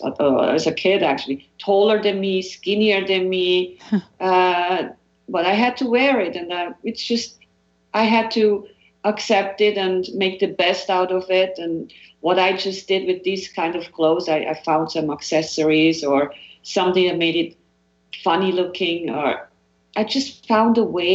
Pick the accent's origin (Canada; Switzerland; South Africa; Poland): Switzerland; moved away; growing up in Switzerland